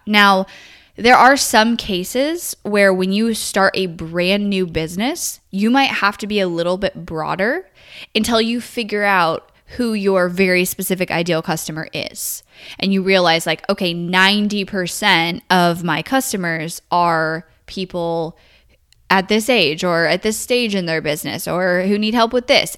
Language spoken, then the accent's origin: English; California, United States; I grew up in California